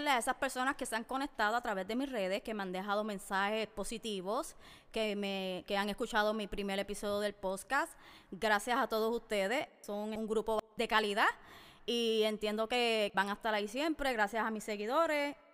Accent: Puerto Rico; now in United States; Soy nacida y criada en Puerto Rico y en los últimos 12 años de mi vida los he vivido en los Estados Unidos

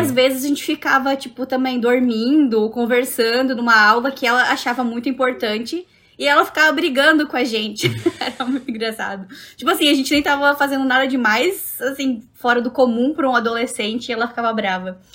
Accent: Joinville, Santa Catarina, Brazil; also born or lived in Jaraguá do Sul; Eu sou de Joinville, mas estudava lá na Católica de Araguá do Sul

